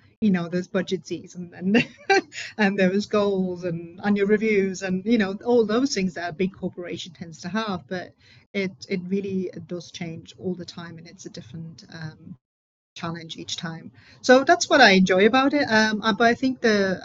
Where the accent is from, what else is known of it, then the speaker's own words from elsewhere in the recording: Germany; English is a second language; moved away as an adult; now in United Kingdom; So I'm originally from Germany, and I moved to the UK.